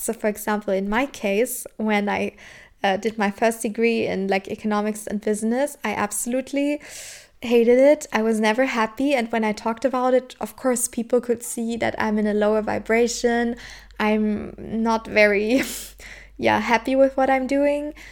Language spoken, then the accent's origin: English; Southern Germany, Germany; I'm from Germany, and in my country, especially where I was born and raised in the south of Germany